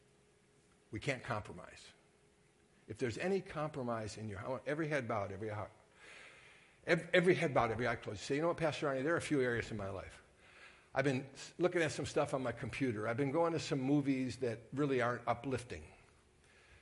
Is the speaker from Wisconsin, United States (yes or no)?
yes; Sturgeon Bay, Wisconsin, United States; I was raised in Sturgeon Bay during Bart Starr